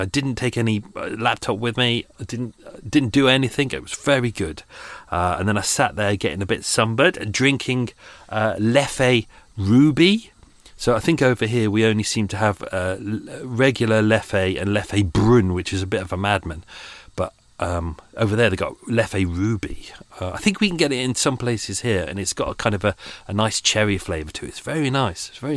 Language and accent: English; England, United Kingdom; we're English